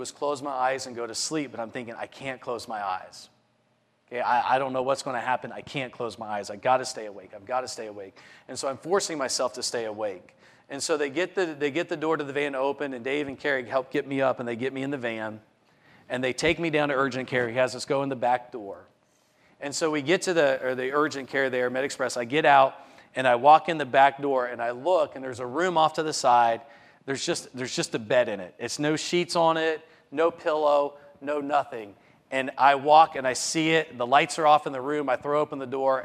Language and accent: English; Morgantown, West Virginia, United States; my hometown marathon